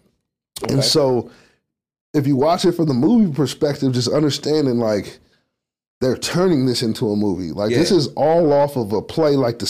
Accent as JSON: {"language": "English", "region": "Virginia", "country": "United States", "said": "I'm from Virginia."}